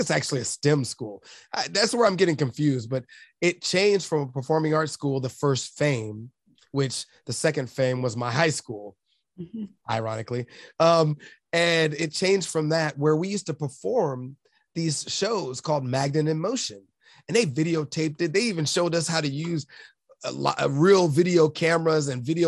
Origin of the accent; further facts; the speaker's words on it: Los Angeles, California, United States; growing up in South Central